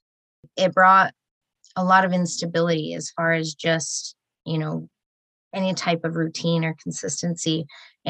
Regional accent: Murray, Utah, United States; also born or lived in Sandy, Utah; now in St. George, United States; I was born in Sandy. Raised Uh-oh. In Murray, but only until I was about 7

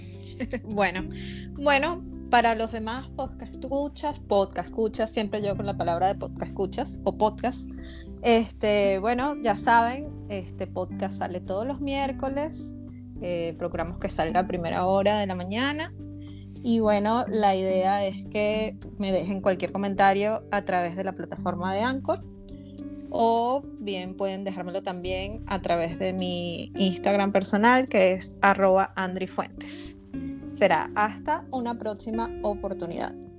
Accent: Venezuela; now in Montevideo, Uruguay; como venezolano

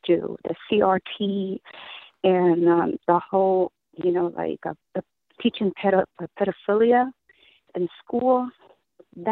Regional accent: Vietnam; now in Texas, United States; I'm from Vietnam

